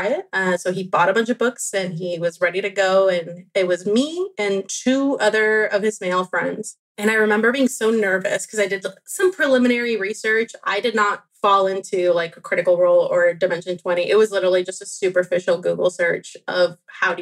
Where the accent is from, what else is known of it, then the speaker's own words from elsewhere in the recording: Venezuela; I was born in Venezuela